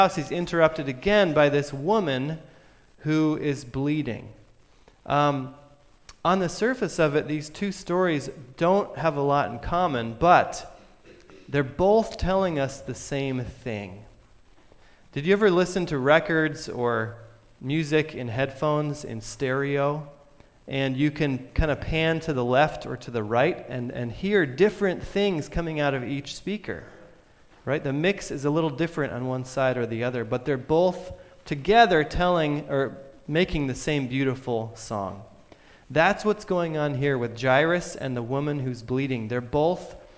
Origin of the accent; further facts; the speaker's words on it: Vermont, United States; I'm from Vermont.